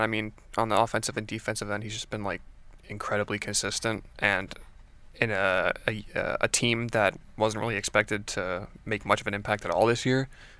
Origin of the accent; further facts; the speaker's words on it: Fort Lauderdale, Florida, United States; I'm not going to say I'm from Miami because then everybody's going to be like, "Why are you putting Fort Lauderdale on your geotag?"